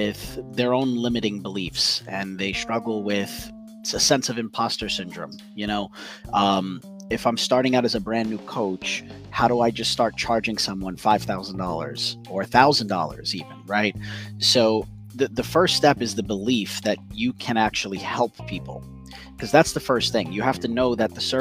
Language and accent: English; New York City, New York, United States; I'm from New York City and I've worked all over Manhattan